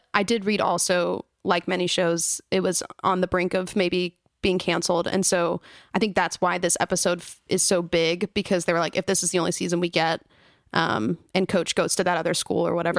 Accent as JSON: {"language": "English", "town": "Fort Worth", "region": "Texas", "country": "United States", "tie": "born or raised there", "said": "we grew up in Fort Worth, which is not like a small town in Texas, but I saw cows on the way to school."}